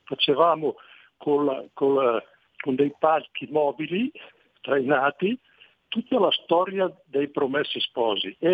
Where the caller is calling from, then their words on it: Parre, Lombardy, Italy; also born or lived in Lecco; Sono, sono … da Parre Bergamo. Benvenuto. E io ho vissuto a Lecco per più di 30 anni